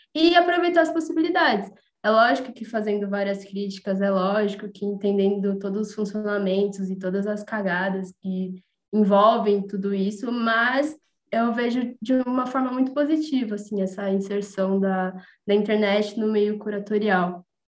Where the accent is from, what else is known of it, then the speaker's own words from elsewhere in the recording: São Paulo, Brazil; eu sou de São Paulo